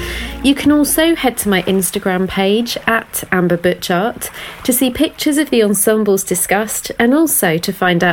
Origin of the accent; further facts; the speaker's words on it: United Kingdom; us in the UK